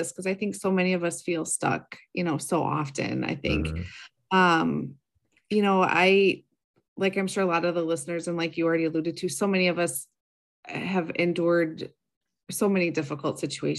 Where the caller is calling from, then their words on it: Minnesota, United States; I am in the frozen tundra of Minnesota.